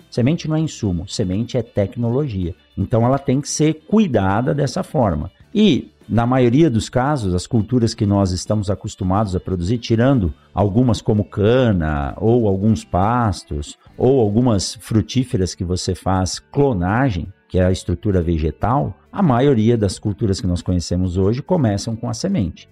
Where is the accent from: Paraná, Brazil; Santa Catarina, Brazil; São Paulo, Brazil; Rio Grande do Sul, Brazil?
São Paulo, Brazil; also born or lived in Botucatu; Eu nasci em São Paulo, na capital, estudei, fiz o, o ensino médio